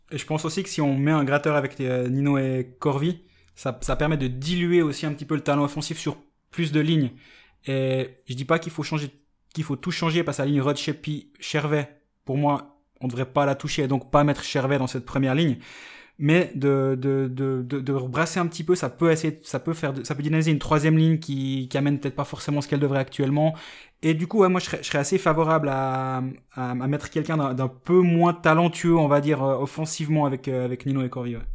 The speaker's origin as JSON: {"language": "French", "country": "Switzerland", "said": "en tant que Suisse"}